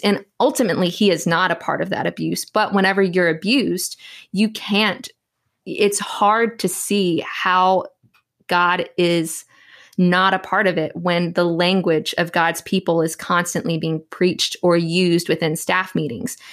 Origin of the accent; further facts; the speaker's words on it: Southeast Texas, United States; I'm actually a born and raised Texan. Born and raised in Southeast Texas